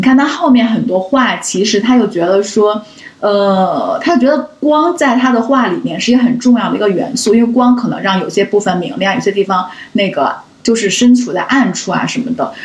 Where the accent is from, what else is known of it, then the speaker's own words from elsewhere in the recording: China; 我们中国人